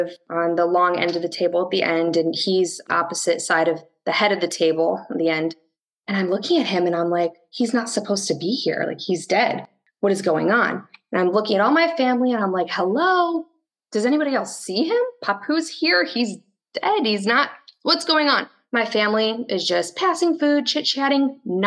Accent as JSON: {"language": "English", "town": "Chicago", "region": "Illinois", "country": "United States", "also_born_or_lived": "Orlando, Florida / Tallahassee, Florida", "moved": "yes", "lives_now": "Tampa, United States", "said": "I'm in Tampa, Florida, but I'm originally from the Chicago area"}